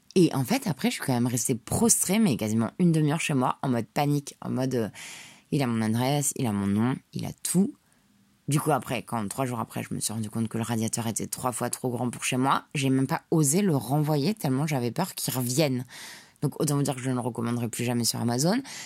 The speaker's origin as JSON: {"language": "French", "town": "Paris", "region": "Île-de-France", "country": "France", "tie": "born or raised there", "said": "j'ai été élevée à Paris"}